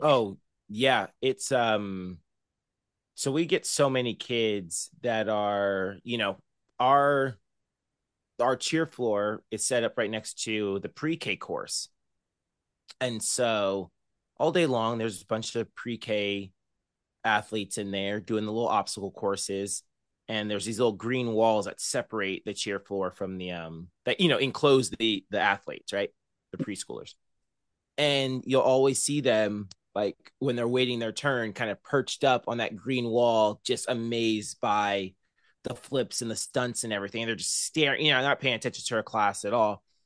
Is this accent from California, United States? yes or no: yes; Murrieta, California, United States; moved away as an adult; now in Bakersfield, United States; I grew up in Marietta, California, which is about an hour north of San Diego